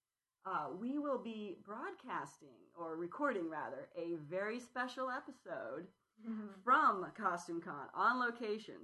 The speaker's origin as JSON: {"language": "English", "town": "San Jose", "region": "California", "country": "United States", "tie": "born or raised there", "said": "San Jose, California, my hometown"}